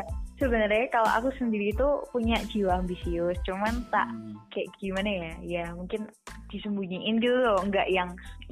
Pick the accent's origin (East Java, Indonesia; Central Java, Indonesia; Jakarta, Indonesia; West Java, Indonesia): Central Java, Indonesia; Sukoharjo; aku sih dari Sukoharjo